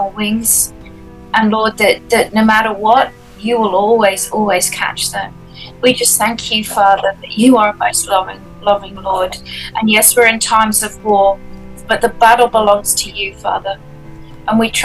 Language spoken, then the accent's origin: English; Australia; I'm an Aussie. I'm in Australia